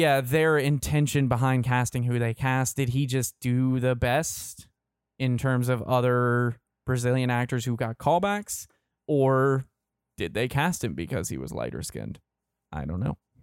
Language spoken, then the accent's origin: English; Kentucky, United States; also born or lived in Indiana / Georgia; now in Florida, United States; I'm from Kentucky. I've lived in, I moved from Kentucky, the Kentucky, Indiana area to Georgia, lived there for a few years, and now live in Florida.